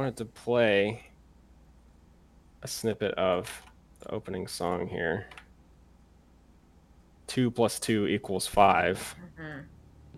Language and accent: English; United States; as an American